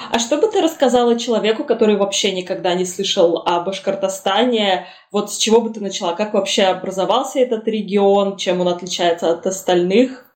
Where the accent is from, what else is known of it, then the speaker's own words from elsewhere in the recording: Russia; Я там на арабском не говорю, потому что я выросла в России